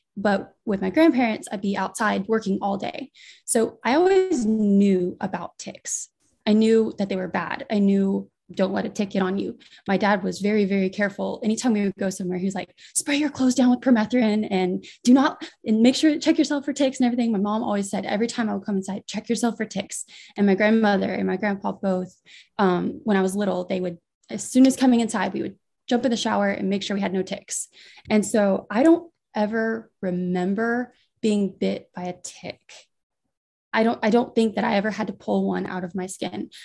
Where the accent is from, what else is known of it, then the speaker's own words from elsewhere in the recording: near Destin, Northwest Florida, United States; I was born and raised and still live in Florida, Northwest Florida, in pretty close to Destin